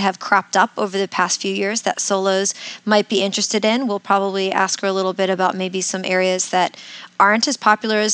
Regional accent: Winter Park, Florida, United States; coming to you from my hometown of Winter Park, Florida

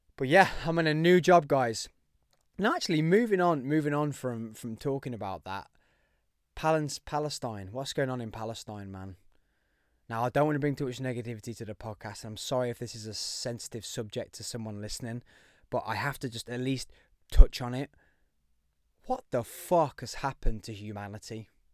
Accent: Birmingham, West Midlands, United Kingdom; If you couldn't tell by the accent, I am from Birmingham

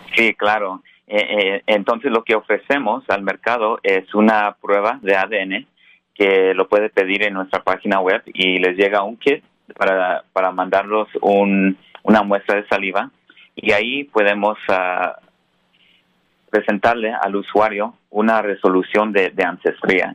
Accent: Colorado, United States; now in San Francisco, United States; en, el estado de Colorado, donde nací. Ah, soy primera generación aquí en Estados Unidos.

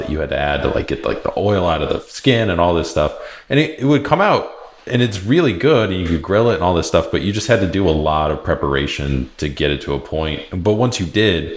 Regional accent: East Coast, United States; moved away; I grew up on the East Coast

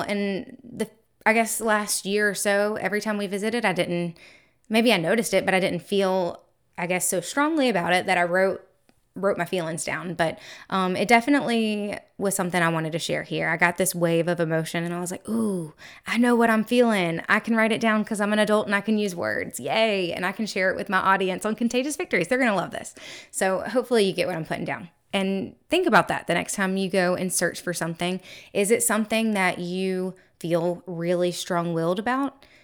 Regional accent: the South, United States; I am from the South, so we have Mardi Gras balls down here

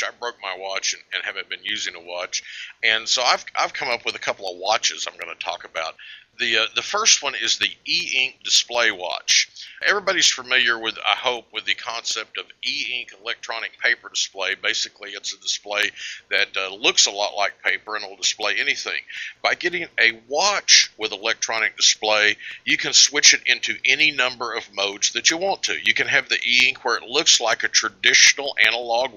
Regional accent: Oklahoma, United States; I hail from Oklahoma

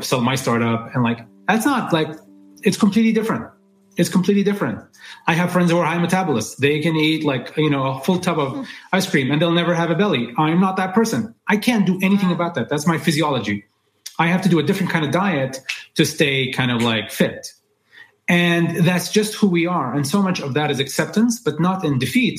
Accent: Dubai, United Arab Emirates; moved away as an adult; also born or lived in New York; So I grew up in Dubai as this Emirati guy who speaks good English

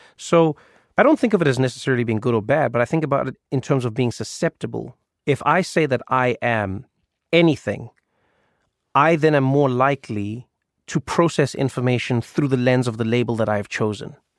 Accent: South Africa; I grew up in South Africa

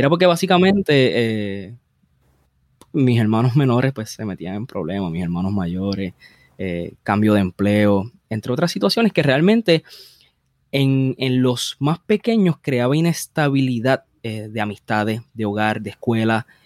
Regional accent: Bayamón, Puerto Rico; yo, yo nací en Bayamón. Eh, naturalmente, eh, ahora mismo estoy viviendo básicamente donde yo crecí cuando era un niño.

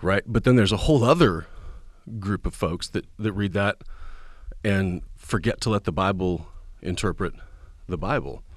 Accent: Kansas Nebraska line, Kansas/Nebraska border, United States; now in Tennessee, United States; I was raised on the Kansas Nebraska line

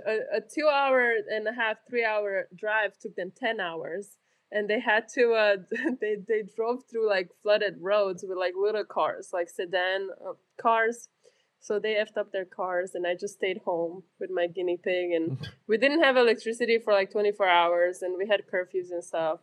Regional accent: Romania; now in South Carolina, United States; I grew up in Romania

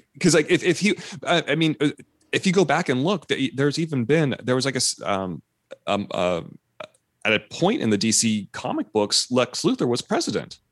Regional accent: Fresno, California, United States; I grew up in Fresno where, like, I went to school with kids whose parents were migrant farm workers.

